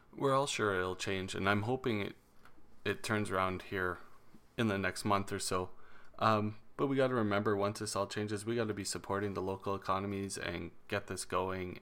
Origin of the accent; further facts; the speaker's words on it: Alberta, Canada; in Alberta we already have that economic downturn going on